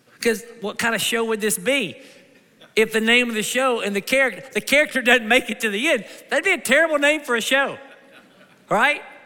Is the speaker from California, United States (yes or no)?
no; Kentucky, United States; moved away; my mom and dad, we're from Kentucky